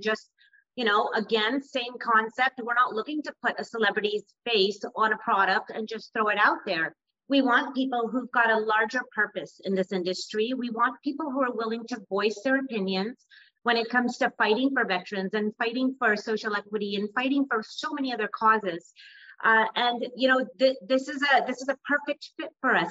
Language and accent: English; East Bay, California, United States; which is my hometown as well, I grew up in the East Bay